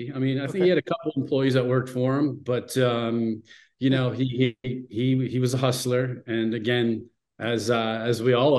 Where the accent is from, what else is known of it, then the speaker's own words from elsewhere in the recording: Monroeville, Pennsylvania, United States; born and raised in Monroeville, Pennsylvania.